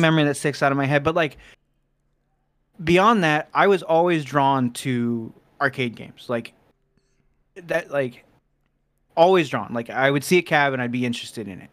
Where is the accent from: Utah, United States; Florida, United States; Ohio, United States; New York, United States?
Ohio, United States; Cincinnati; born or raised there; also born or lived in Fort Wayne, Indiana